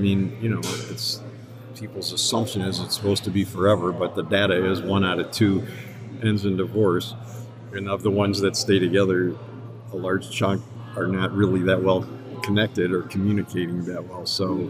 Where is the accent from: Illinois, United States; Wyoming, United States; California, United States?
Illinois, United States; Chicago; also born or lived in Skokie; now in Ann Arbor, United States; I grew up in Chicago, South Side, North Side, and then Skokie, and I went to Niles North for high school, which is not a big claim to fame. I came to Ann Arbor to go to U of M